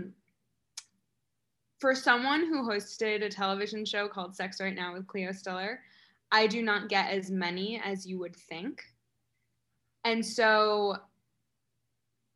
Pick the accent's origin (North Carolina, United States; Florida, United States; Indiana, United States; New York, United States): New York, United States; upstate; I was born in New York City, but I was mostly raised in a very small rural farm town in upstate New York.